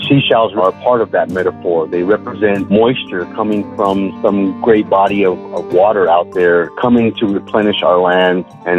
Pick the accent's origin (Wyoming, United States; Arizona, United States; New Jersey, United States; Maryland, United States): Arizona, United States; Bakavi; I come from the Hopi tribe in northeastern Arizona. I'm a member of the Greasewood clan from the village of Bakavi on Third Mesa. And for the past 20 plus years, I've been working as an archaeologist here in the Southwest.